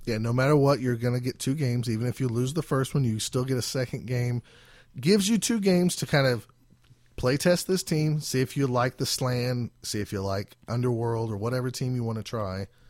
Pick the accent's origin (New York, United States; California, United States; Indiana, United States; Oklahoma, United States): Oklahoma, United States; we are from Oklahoma, down here in, uh, South America.